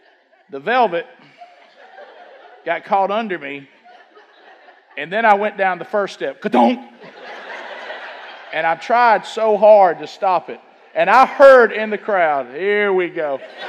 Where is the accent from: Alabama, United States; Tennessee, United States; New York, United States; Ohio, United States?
Alabama, United States; Oxford; You know, we came from Oxford. You know, everybody know about Oxford? Alabama?